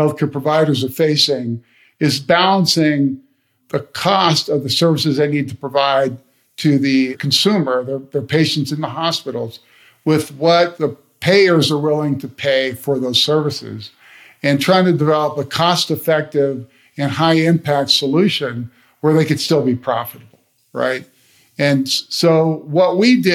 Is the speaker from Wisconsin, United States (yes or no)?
no; Canton, Ohio, United States; I grew up in Ohio